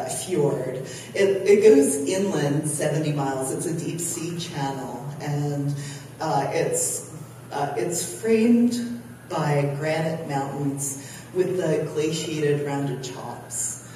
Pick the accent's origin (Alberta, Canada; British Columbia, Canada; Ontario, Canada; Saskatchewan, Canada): British Columbia, Canada; Kitimat Village; So I grew up in the Haisla culture